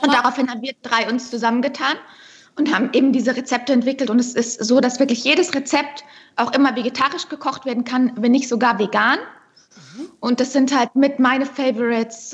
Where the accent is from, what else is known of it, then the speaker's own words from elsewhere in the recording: Unterschleißheim, Bavaria, Germany; Ich bin ja auch gebürtige Bayerin